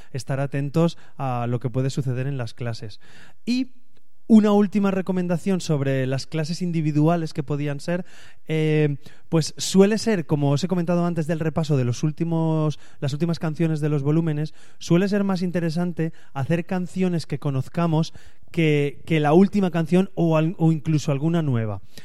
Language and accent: Spanish; Spain; yo así soy de España